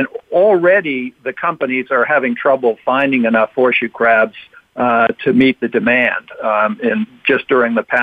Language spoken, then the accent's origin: English; Cape Cod, Massachusetts, United States; a kid growing up on the Cape